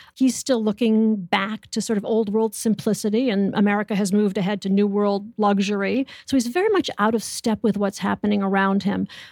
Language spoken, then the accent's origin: English; Adams, Massachusetts, United States; I am from Adams, Massachusetts